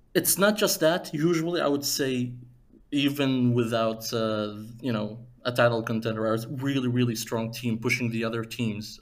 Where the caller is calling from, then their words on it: Aveiro, Portugal; I'm calling from uh, Aveiro, Portugal